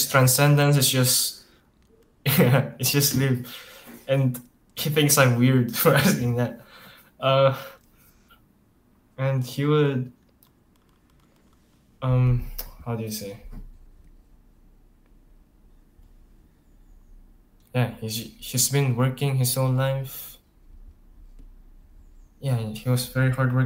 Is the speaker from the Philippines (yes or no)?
yes; Philippines; I was born here in the Philippines. I've been studying here since I was ever since I was born